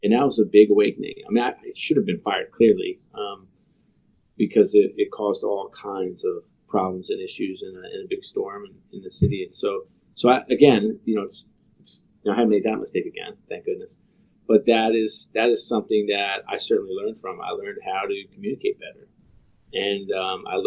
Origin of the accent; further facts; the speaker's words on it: New York, United States; Born and bred in New York